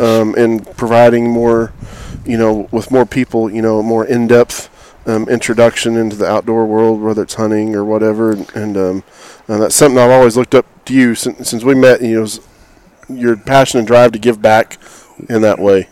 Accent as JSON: {"language": "English", "region": "Oklahoma", "country": "United States", "also_born_or_lived": "Texas", "moved": "as an adult", "lives_now": "Houston, United States", "said": "I'm from Oklahoma. It will always be my home"}